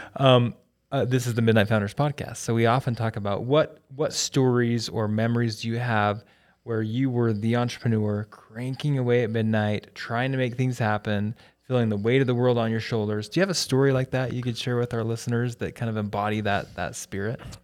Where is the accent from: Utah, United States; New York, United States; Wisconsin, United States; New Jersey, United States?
Utah, United States; Logan; I'm from Logan originally